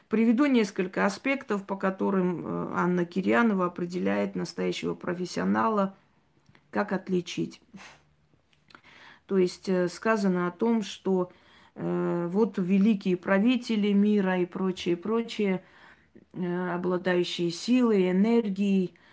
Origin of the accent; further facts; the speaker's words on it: Armenia; Я армянка, и в Армении у меня очень много друзей, родственников